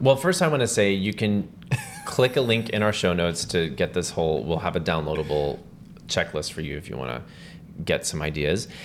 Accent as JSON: {"language": "English", "region": "Texas", "country": "United States", "tie": "born or raised there", "moved": "yes", "lives_now": "New York, United States", "said": "my background is I grew up in Texas"}